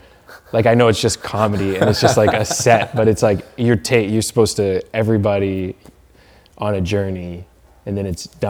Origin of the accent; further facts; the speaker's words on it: New Westminster, British Columbia, Canada; moved away as an adult; also born or lived in Langley, Canada / Burnaby, Canada; now in Los Angeles, United States; I grew up in New West, Burnaby. I was born in Langley.